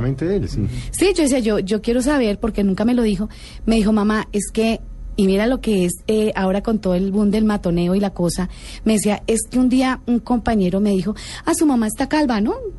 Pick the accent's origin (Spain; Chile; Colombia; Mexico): Colombia; Bogotá; also born or lived in Bucaramanga; Yo soy bogotana, pero trabajé en Bucaramanga dos años